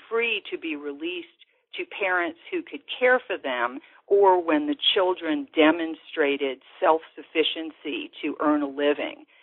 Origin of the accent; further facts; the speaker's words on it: New Orleans, Louisiana, United States; growing up in New Orleans